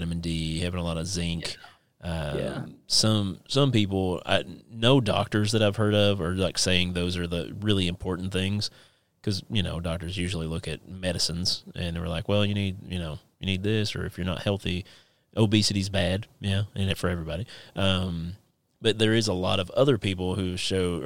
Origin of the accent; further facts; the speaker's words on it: Inez, Kentucky, United States; moved away; my hometown of Inez, Kentucky, the creek, actually the Turkey Creek of Inez, Kentucky.